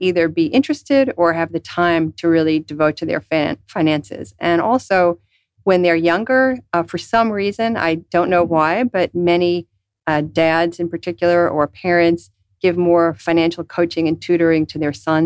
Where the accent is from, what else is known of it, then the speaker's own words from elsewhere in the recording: New York, United States; moved away; growing up in New York